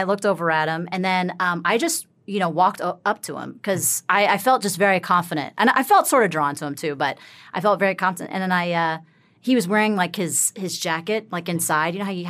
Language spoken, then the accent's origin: English; the South, United States; Yeah, I'm from the South.